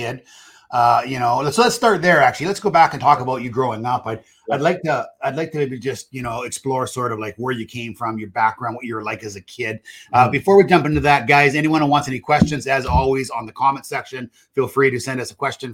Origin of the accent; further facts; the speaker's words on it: British Columbia, Canada; I'm from British Columbia and have been a Vancouver Canuck fan, you know, for most of my life